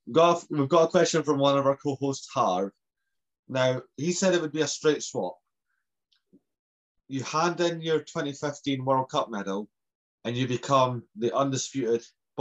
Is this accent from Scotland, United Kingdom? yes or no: yes; Scotland, United Kingdom; I'm Scottish, but I have Maori heritage.